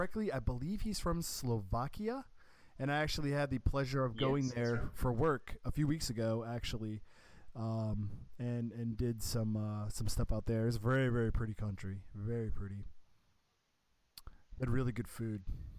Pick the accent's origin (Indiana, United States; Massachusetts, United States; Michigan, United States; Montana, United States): Massachusetts, United States; Boston; moved away as an adult; So, I grew up in the Boston area, so we have a pretty robust subway system there.